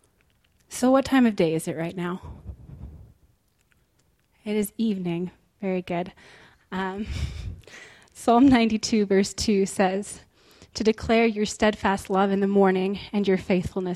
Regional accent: Bozeman, Montana, United States; also born or lived in Israel; I was born and raised right here in Bozeman, Montana

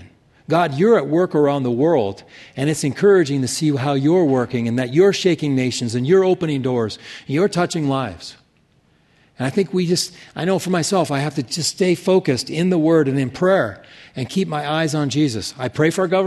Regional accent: Casper, Wyoming, United States; Casper, Wyoming, which is where I grew up

